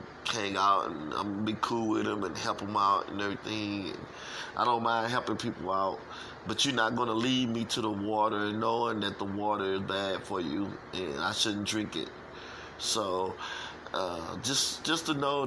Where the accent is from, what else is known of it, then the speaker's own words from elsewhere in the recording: St. Louis, Missouri, United States; I'm from St. Louis, and I was raised up in the streets of St. Louis all my life